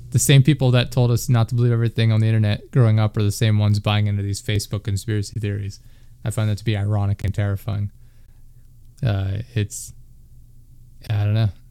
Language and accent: English; Pennsylvania, United States; I'm from Pennsylvania